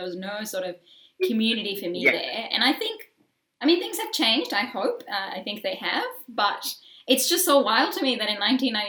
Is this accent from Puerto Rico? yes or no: no; Singapore; now in Australia; I'm from Singapore too.